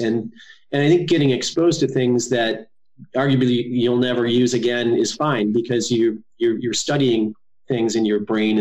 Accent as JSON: {"language": "English", "region": "Northwest Indiana", "country": "United States", "tie": "born or raised there", "also_born_or_lived": "Gary, Indiana / Merrillville, Indiana / Portage, Indiana / Ogden Dunes, Indiana", "said": "I grew up in a small town in Indiana, Northwest Indiana"}